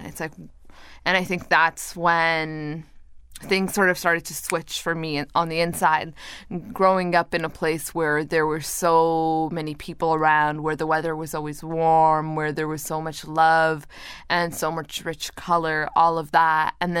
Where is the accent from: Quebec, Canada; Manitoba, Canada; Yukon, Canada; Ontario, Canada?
Ontario, Canada; Toronto; also born or lived in Montreal; And then when I was in Montreal, my sister was born. Then we moved from Montreal to Toronto, and then another sister was born, and I had a younger brother as well.